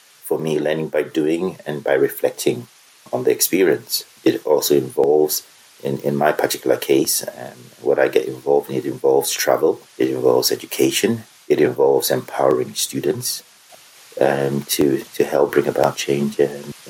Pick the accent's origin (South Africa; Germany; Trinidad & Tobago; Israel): Germany; moved away; I was brought up in Germany, so I'm bilingual.